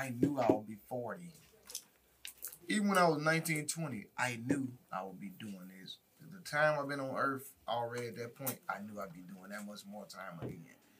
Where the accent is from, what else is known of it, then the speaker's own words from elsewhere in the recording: Cleveland, Mississippi, United States; moved away; I was coming from Memphis, not even Memphis, from Mississippi, like a small town in Cleveland.